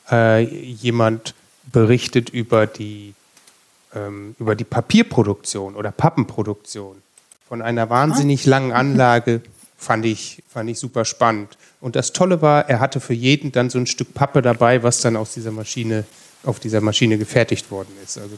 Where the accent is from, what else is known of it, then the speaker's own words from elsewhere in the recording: North Rhine-Westphalia, Germany; Also ich komme ja selber auch aus Ostwestfalen und das ist bei mir quasi vor der Haustür.